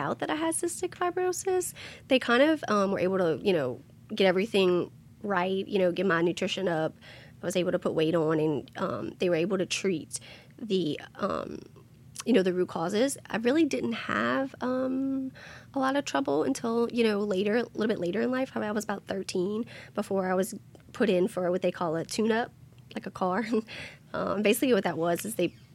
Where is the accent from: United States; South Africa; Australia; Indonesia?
United States; Thibodaux, Louisiana; also born or lived in Schriever, Louisiana; I was born in Thibodaux.